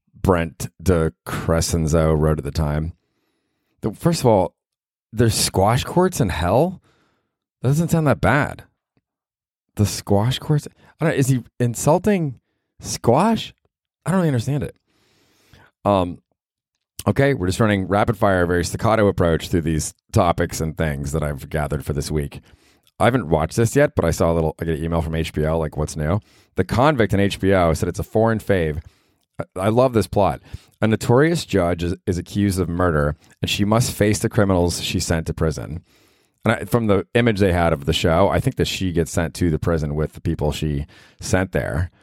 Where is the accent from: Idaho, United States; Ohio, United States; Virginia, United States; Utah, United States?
Ohio, United States; Cleveland; now in New York, United States; I'm from Cleveland, Ohio originally